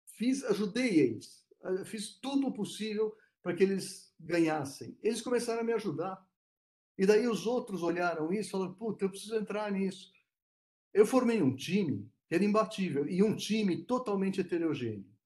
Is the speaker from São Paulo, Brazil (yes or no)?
yes; São Paulo, Brazil; Eu sou de São Paulo